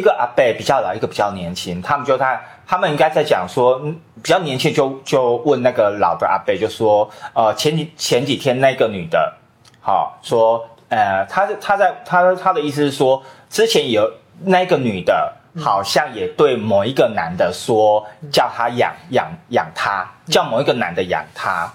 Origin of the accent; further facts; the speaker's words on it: Qiaotou, Kaohsiung, Taiwan; moved away; 我们都是高雄人